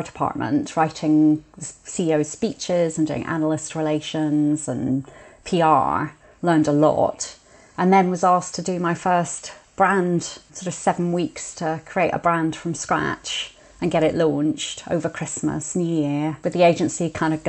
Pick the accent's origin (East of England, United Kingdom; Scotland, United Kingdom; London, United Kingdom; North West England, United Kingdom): Scotland, United Kingdom; Edinburgh; I grew up in Edinburgh.